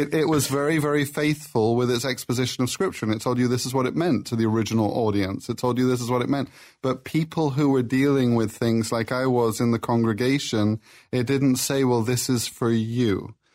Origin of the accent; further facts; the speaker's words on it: Plymouth, South West England, United Kingdom; moved away; I'm from Plymouth, England